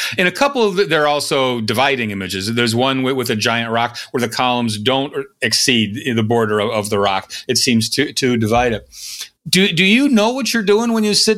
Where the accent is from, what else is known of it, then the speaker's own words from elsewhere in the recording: Kansas City, Missouri, United States; you're a Missouri kid, and so am I. Although I was born in Kansas City